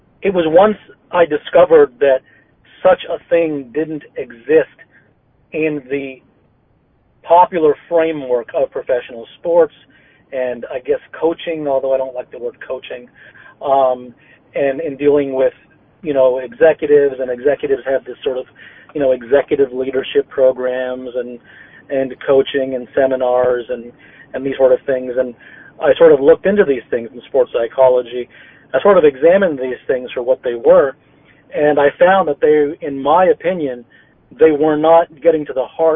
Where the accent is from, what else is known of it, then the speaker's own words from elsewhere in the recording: India; I was born in India